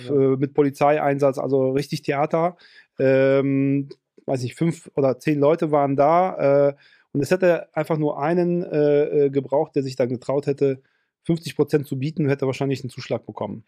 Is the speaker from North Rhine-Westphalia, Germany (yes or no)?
yes; Ruhr area, North Rhine-Westphalia, Germany; bei uns im Ruhrgebiet